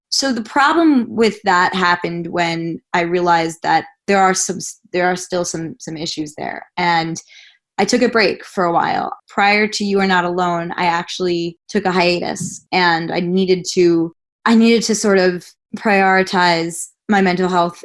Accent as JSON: {"language": "English", "area": "Long Island", "region": "New York", "country": "United States", "tie": "born or raised there", "said": "a kid growing up in Long Island, New York"}